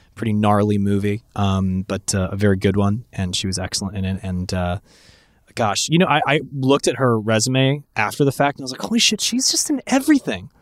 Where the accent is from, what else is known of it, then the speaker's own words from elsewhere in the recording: San Francisco, California, United States; I grew up in San Francisco